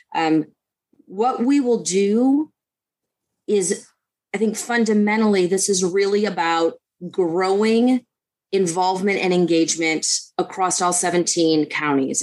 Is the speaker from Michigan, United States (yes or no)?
yes; Detroit, Michigan, United States; I I grew up in in Detroit